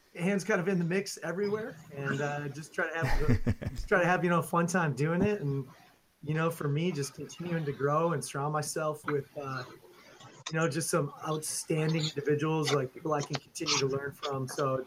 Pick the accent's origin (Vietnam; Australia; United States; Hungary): United States; Milwaukee, Wisconsin; I'm from just outside of Milwaukee, Wisconsin, and teach at a school in the suburbs of Milwaukee